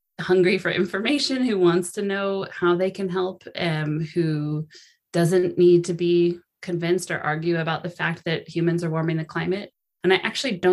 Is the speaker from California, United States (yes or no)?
yes; Sonoma, California, United States; my hometown of Sonoma